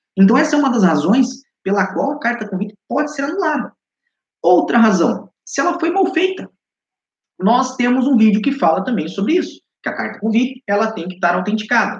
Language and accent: Portuguese; Curitiba, Paraná, Brazil; moved away as an adult; also born or lived in Balneário Camboriú, Brazil; now in Lisbon, Portugal; Eu sou do Paraná, sou de Curitiba.